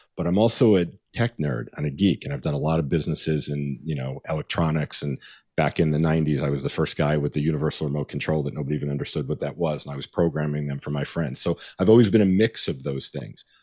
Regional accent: New York, United States; moved away as an adult; now in Los Angeles, United States; I grew up in New York and I went to college in upstate New York.

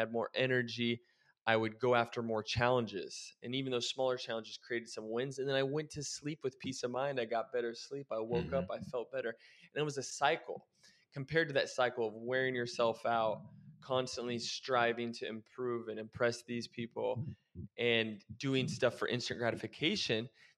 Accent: Oregon, United States; now in Arizona, United States; When I moved away from Oregon and I moved to Arizona, it was like a fresh start for me.

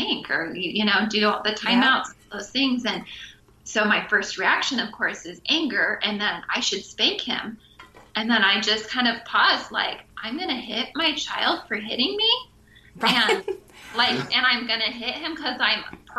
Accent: Pacific Northwest, United States; moved away as an adult; now in Maui, United States; We grew up in the Pacific Northwest, and then a few years into marriage, 11 years ago, we made the move out to Maui

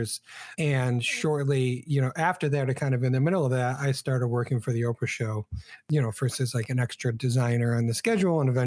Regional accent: Buffalo, New York, United States; moved away as an adult; also born or lived in Michigan; now in Chicago, United States; I'm originally from Buffalo, New York

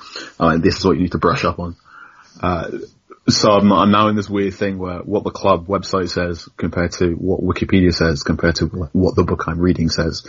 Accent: London, United Kingdom; moved away as an adult; now in Southampton, United Kingdom; I grew up in London

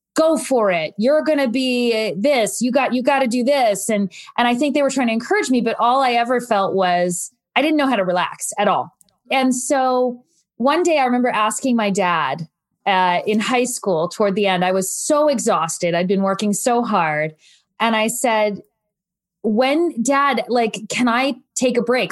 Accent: New Jersey, United States; I'm from New Jersey, and I had deep family roots there

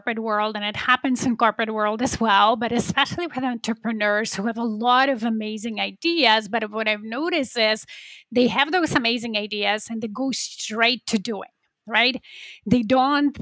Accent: Poland; now in Toronto, Canada; I'm originally from Poland.

